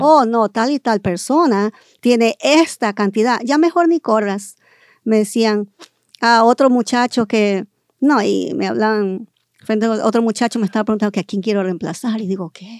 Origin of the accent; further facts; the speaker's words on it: California, United States; also born or lived in Guayaquil, Ecuador; Yo nací en el Ecuador y ah, fui criada aquí en California desde, la edad de cinco años.